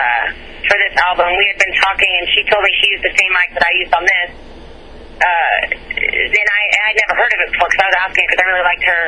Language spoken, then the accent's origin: English; Nashville, Tennessee, United States; I came from Nashville, and it's crazy to me how many people know that guy.